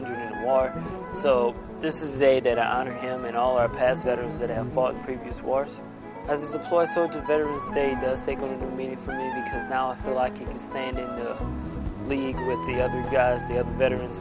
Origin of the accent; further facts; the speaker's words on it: Garyville, Louisiana, United States; I'm from Garyville, Louisiana